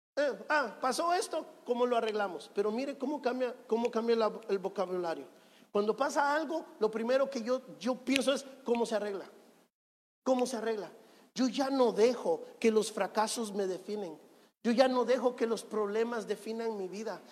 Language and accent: Spanish; Guatemala; now in Guayaquil, Ecuador; Yo nací en Guatemala